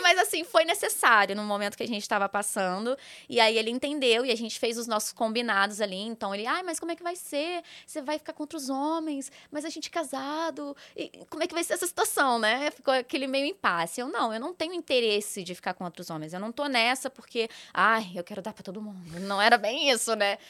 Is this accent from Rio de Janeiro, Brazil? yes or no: yes; Volta Redonda, Rio de Janeiro, Brazil; moved away as an adult; now in São Paulo, Brazil; eu sou natural de Volta Redonda, Rio de Janeiro